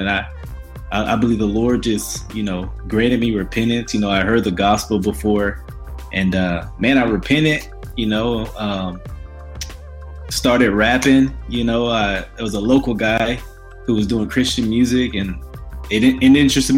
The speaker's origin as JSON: {"language": "English", "area": "Grambling, Shreveport area", "region": "Louisiana", "country": "United States", "tie": "born or raised there", "also_born_or_lived": "Ruston, Louisiana", "moved": "yes", "lives_now": "Dallas, United States", "said": "grew up around Grambling, you know, those areas, Shreveport"}